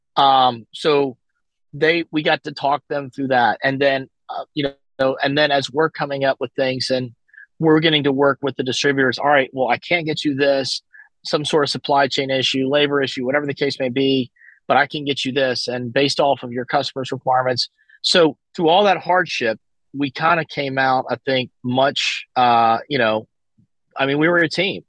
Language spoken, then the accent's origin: English; Alabama, United States; moved away as an adult; also born or lived in California; I'm from Alabama, so I, I do have some contacts and stuff in the southeast.